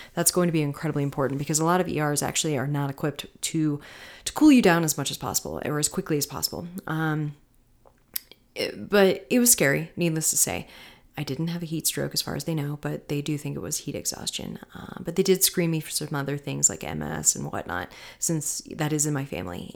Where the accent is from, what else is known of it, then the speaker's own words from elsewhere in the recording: Tampa, Florida, United States; now in Colorado, United States; I'm from Florida. I'm from Tampa, you know, mid, mid central Florida and, uh, West Coast